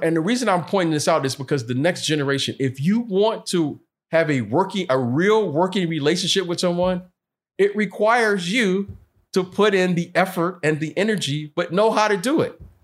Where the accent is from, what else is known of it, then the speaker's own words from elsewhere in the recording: Detroit, Michigan, United States; when I was from Detroit, some of the guys would come over to my house. My mom would cook